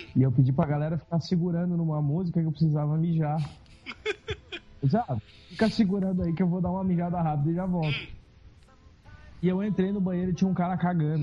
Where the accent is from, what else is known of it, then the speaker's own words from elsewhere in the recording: Porto Alegre, Rio Grande do Sul, Brazil; a gente é de Porto Alegre